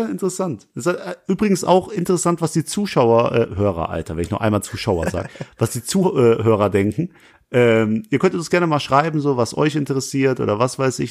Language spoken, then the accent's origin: German; Langweiler, Germany; also born or lived in Essen; Ich komme aus Langweiler, da wohne ich